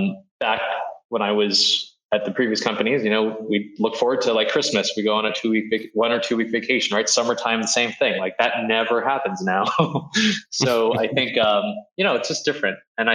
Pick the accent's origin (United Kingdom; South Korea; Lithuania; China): China; Beijing; born there; So as I mentioned, I was born in Beijing. And around 2003, I started going back to China because my dad actually moved back there.